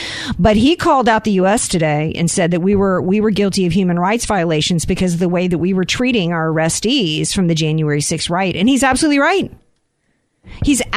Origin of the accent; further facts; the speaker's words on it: United States; I'm an American